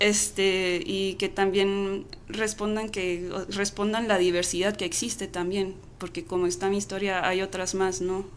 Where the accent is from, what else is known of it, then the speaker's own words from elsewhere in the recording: Chihuahua, Mexico; moved away; also born or lived in United States; yo crecí en Chihuahua Capital, pues eh, en los noventas me llevaron a nacer al otro lado